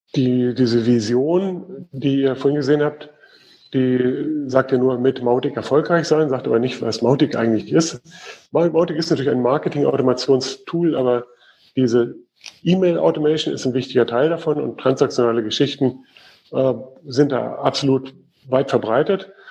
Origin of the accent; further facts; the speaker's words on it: Germany; Bei uns in Deutschland